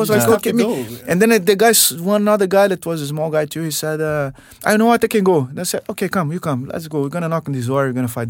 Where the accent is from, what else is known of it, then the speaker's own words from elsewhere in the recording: Rio de Janeiro, Brazil; So I come from Rio, man, and my grandfather had some classes with the Helio Gracie and the Gracie school